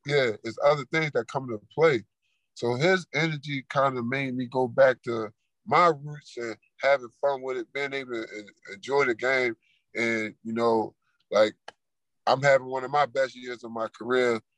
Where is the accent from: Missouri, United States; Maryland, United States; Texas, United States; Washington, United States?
Maryland, United States; Baltimore; moved away; I come from East Baltimore, Maryland